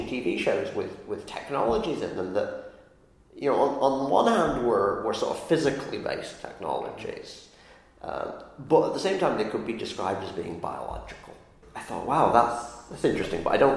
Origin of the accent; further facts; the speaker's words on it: the north of England, United Kingdom; now in Ithaca, United States; I grew up in England, north of England